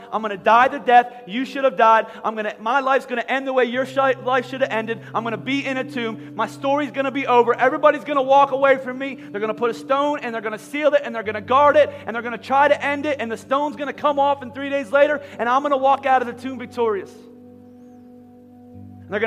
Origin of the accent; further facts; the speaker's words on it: Philadelphia, Pennsylvania, United States; we're from Philadelphia.